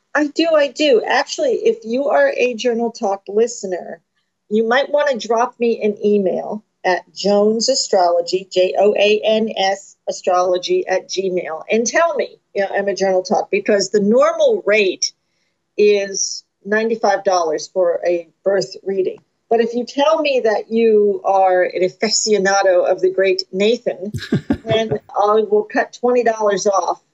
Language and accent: English; New Jersey, United States; I'm from New Jersey